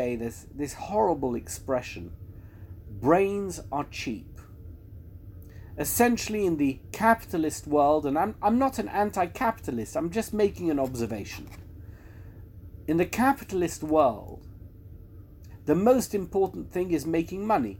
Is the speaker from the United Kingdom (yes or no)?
yes; London, United Kingdom; I come from London